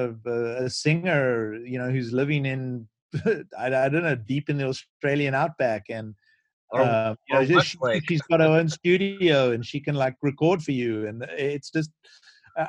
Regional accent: South Africa; moved away as an adult; now in United States; growing up in South Africa

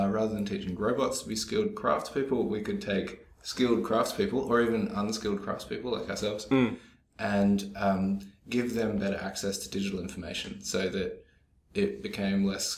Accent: Albany, Western Australia, Australia; moved away; I grew up in Albany, Western Australia

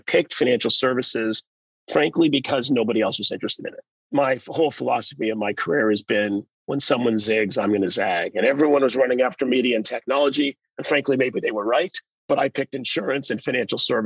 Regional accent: Canada; moved away as an adult; also born or lived in United Kingdom / United States; as a kid growing up in Canada

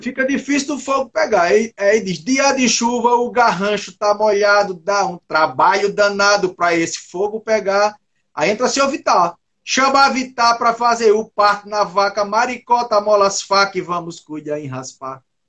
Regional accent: Northeast Region, Brazil; eu sou do Nordeste e eu vivo em uma região que o forró é muito forte

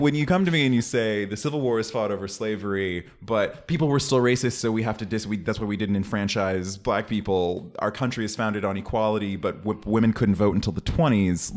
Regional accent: Oakland, California, United States; I'm from Oakland

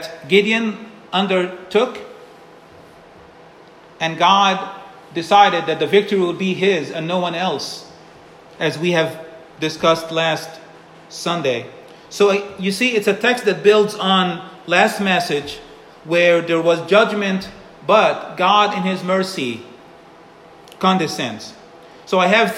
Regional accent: Egypt; moved away; Growing up in Egypt

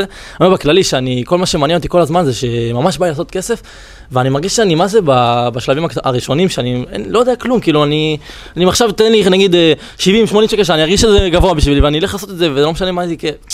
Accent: Holon, Tel Aviv District, Israel

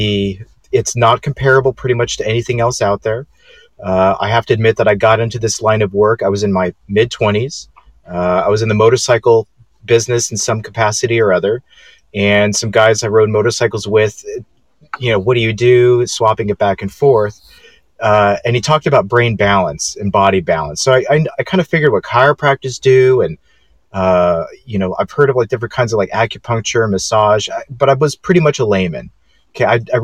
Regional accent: Los Angeles, California, United States; moved away as an adult; also born or lived in Chicago, Illinois; now in Franklin, United States; I am born and raised in West LA, right next door to Venice Beach, Santa Monica

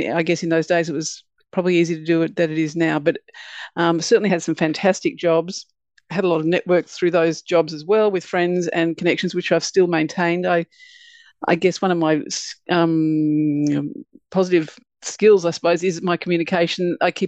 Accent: Melbourne, Victoria, Australia; So, I grew up in Melbourne, pretty much standard all-girls school. My dad was a doctor.

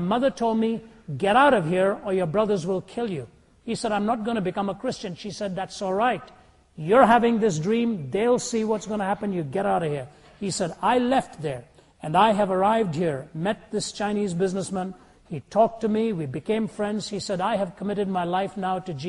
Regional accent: India; moved away; Born and raised in India

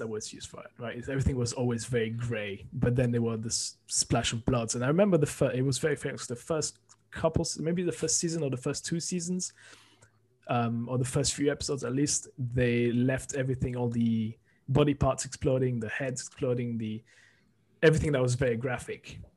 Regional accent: France; moved away; growing up in France with anime

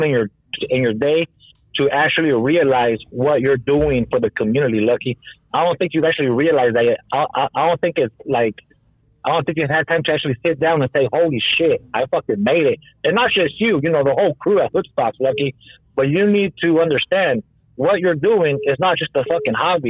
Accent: Los Angeles, California, United States; moved away; also born or lived in Texas / Colorado; I'm from Highland Park

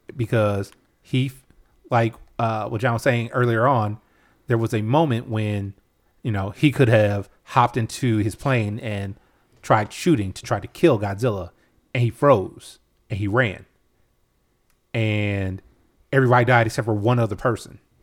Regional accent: United States; I'm American

